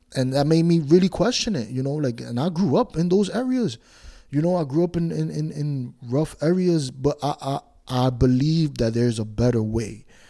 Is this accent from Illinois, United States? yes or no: no; New York City, New York, United States; I grew up in Washington Heights, New York